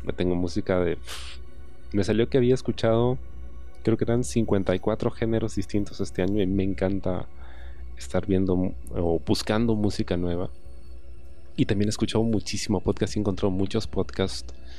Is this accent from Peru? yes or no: yes; Peru; Yo soy de Perú, lo hago todo en Perú